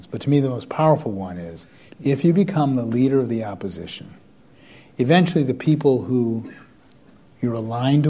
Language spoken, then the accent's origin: English; the South, United States; moved away; I grew up in the South